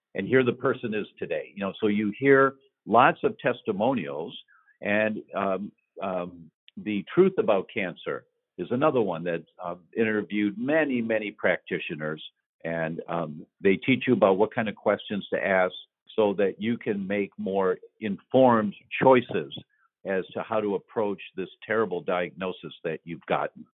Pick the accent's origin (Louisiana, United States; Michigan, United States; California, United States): Michigan, United States; Detroit; moved away; I'm from Detroit originally